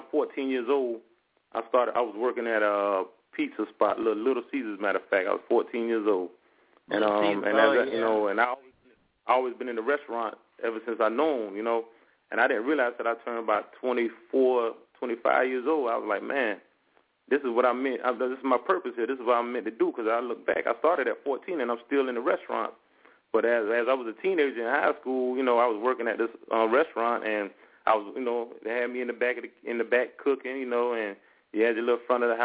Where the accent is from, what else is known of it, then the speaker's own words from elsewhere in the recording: Hilton Head Island, South Carolina, United States; now in Charlotte, United States; Born and raised in Hilton Head Island, South Carolina. Here now reside in Charlotte, North Carolina